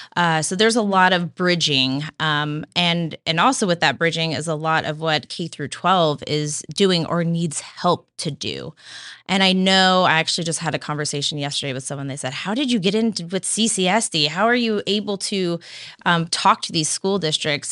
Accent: Santa Cruz, California, United States; also born or lived in Chico, California; I, I grew up in Santa Cruz, California

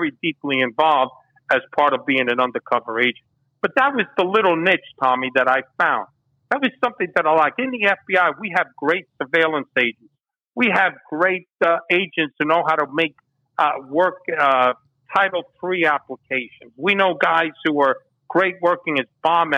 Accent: New York City, New York, United States; also born or lived in Havana, Cuba; the way I grew up in the Bronx

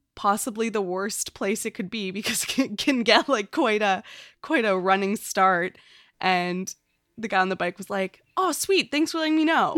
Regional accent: Canada; as a Canadian

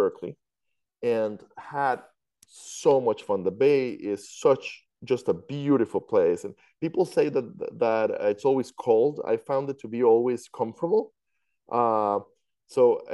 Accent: Costa Rica; moved away; I'm from Costa Rica, so I'm used to earthquakes. I lived through several 6 and 7 point earthquakes back in Costa Rica when I was growing up.

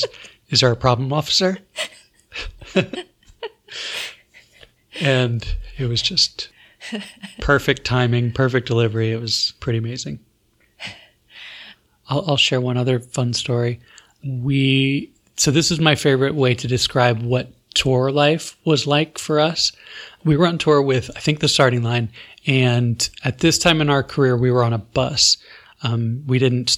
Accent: Florida, United States; I'm from Florida

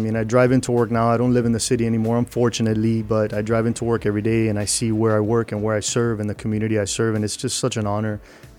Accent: Miami, Florida, United States; I was born in Mercy Hospital, and I lived in the city for most of my childhood. I lived in Shenandoah, 16th Terrace and 19th Avenue.

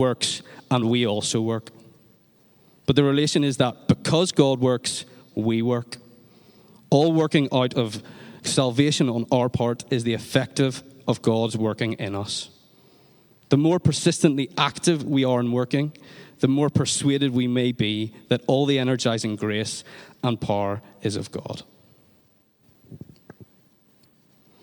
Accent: Northern Ireland, United Kingdom; in Northern Ireland, we talk about giving off

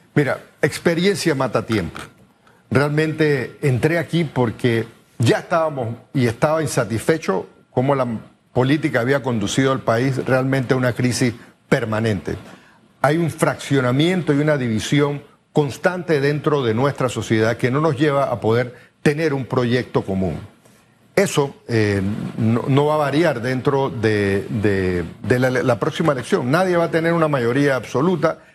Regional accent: Panama

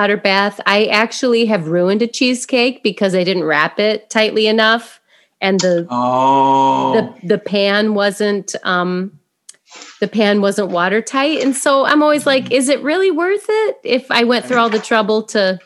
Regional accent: Indiana, United States; I'm from Indiana. We say pop.

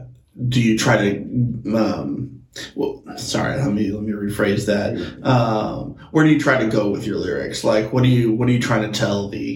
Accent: Tacoma, Washington, United States; I'm from the Tacoma area.

